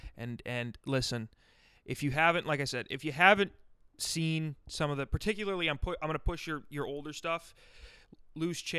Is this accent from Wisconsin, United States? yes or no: no; Rapid City, South Dakota, United States; also born or lived in Sioux Falls, South Dakota; I've lived in Sioux Falls, but I'm from Rapid City, which is like 5.5 hours west on I-90.